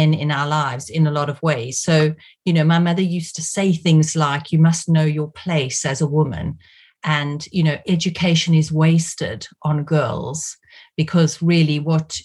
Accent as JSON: {"language": "English", "country": "South Africa", "tie": "born or raised there", "moved": "as an adult", "lives_now": "United Kingdom", "said": "I grew up in South Africa in what was essentially a police state"}